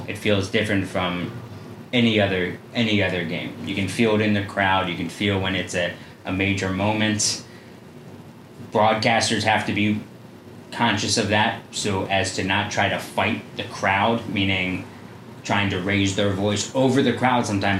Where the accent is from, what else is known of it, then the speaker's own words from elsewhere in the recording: Philadelphia, Pennsylvania, United States; growing up in Philadelphia